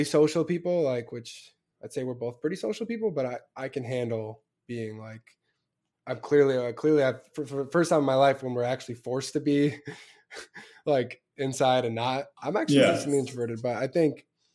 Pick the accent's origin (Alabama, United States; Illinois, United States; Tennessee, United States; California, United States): Illinois, United States; Chicago; I'm from Chicago